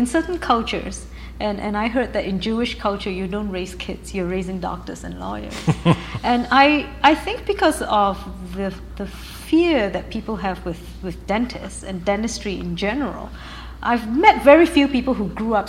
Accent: Malaysia; also born or lived in United Kingdom / United States; now in Canada; I'm actually British by birth. My father was in the army, and he studied at Sandhurst Military Academy in England. Malaysian by upbringing, that's the Asian part of me. American by education, and now I'm Canadian by citizenship.

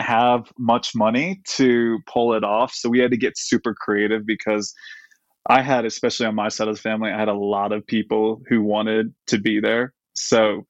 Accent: Dallas, Texas, United States; I was born in Dallas, and my wife's actually from Texas too

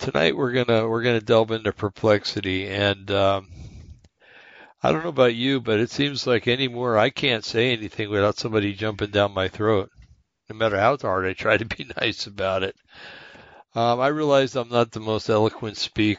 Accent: United States; also born or lived in West Coast; I'm an American in a un-American bastion of madness

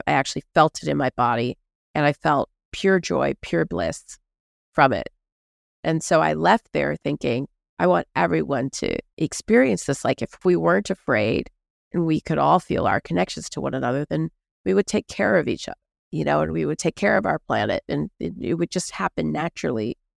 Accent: Houston, Texas, United States; I grew up in Houston, Texas

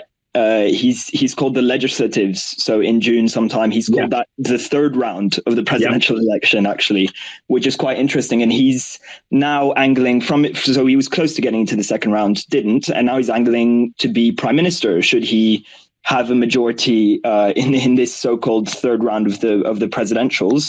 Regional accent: France; now in London, United Kingdom; I'm calling from London, so I'm French, but I live here in the UK.

